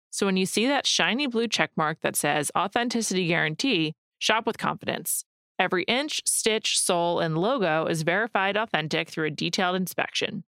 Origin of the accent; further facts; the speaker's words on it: United States; I'm an American